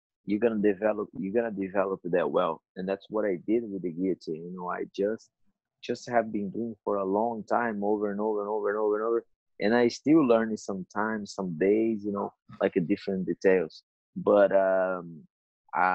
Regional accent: São Paulo, Brazil; moved away; it was in São Paulo, my hometown.

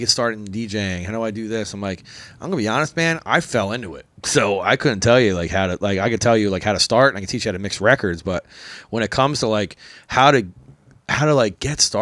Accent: Philadelphia, Pennsylvania, United States; also born or lived in Oklahoma / Hawaii / Los Angeles; I'm a breakdancer from Philly.

